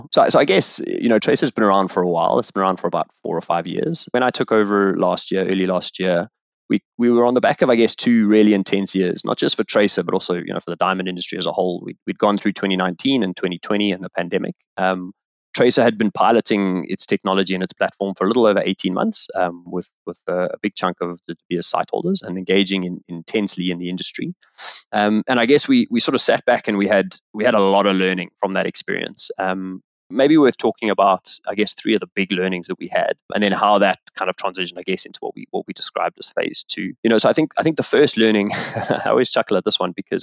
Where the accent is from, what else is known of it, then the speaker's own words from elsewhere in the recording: South Africa; also born or lived in Botswana; I grew up in South Africa